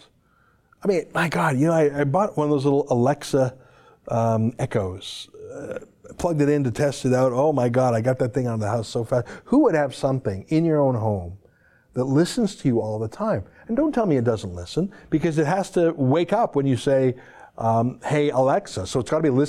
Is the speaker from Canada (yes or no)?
yes; Canada; as a Canadian